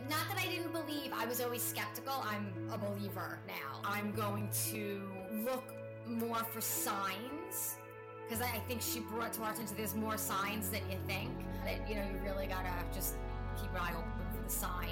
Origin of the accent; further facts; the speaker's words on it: Coram, New York, United States; I'm from Coram, New York